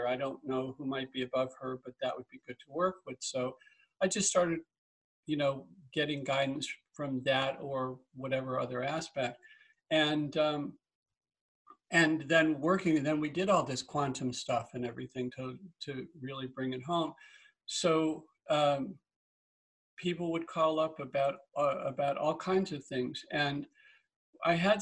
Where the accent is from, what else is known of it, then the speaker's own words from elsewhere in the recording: Massachusetts, United States; moved away; also born or lived in Iowa; I was born in Massachusetts